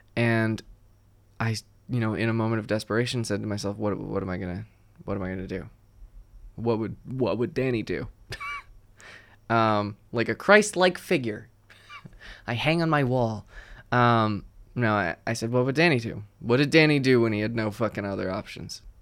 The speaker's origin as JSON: {"language": "English", "region": "New Jersey", "country": "United States", "said": "I'm from New Jersey"}